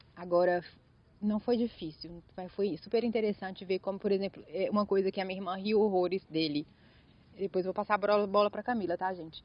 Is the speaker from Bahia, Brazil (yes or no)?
yes; interior of Bahia, Brazil; moved away; also born or lived in Belo Horizonte; E eu sou do interior da Bahia, do muito do interior da Bahia